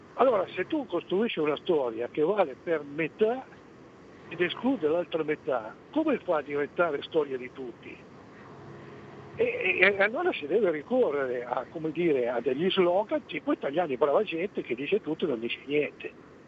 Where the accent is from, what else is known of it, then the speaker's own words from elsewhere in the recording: Piedmont, Italy; siamo piemontesi tutti e due, però tra il Piemonte suo e il Piemonte mio non c'è nemmeno parentela, perché il mio è il cosiddetto Piemonte Lombardo